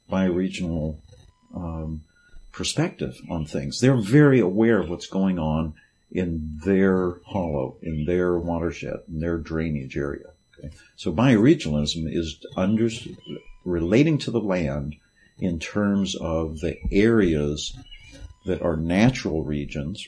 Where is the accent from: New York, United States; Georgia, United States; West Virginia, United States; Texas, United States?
West Virginia, United States; I grew up in West Virginia